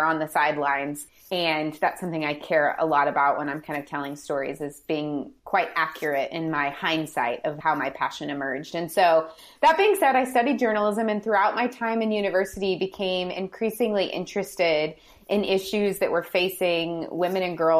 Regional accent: St. Louis, Missouri, United States; I grew up in St. Louis, or right outside of St. Louis

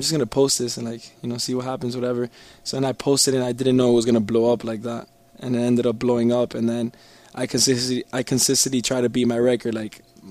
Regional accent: Miami, Florida, United States; I grew up in Miami

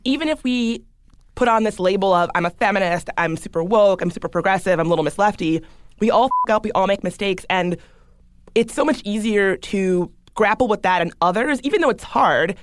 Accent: the South, United States; I grew up in the South. I grew up in a pretty, you know, good old boy Southern

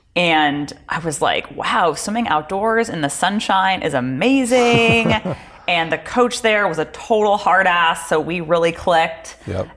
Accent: Palos Verdes, California, United States; growing up in Palos Verdes, it was a very sort of um, academically focused yes. community

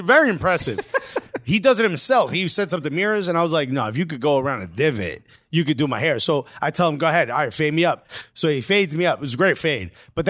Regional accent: New York, United States; I'm from New York.

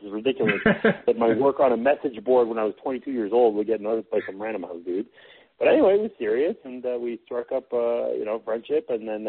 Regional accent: Montreal, Quebec, Canada; I grew up in Montreal, so I used to watch the Expos games.

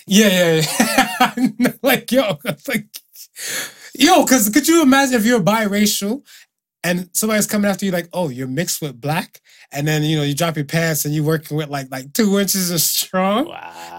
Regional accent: Miami, Florida, United States; now in Canada; we had two white kids and stuff, whatever, growing up in Miami

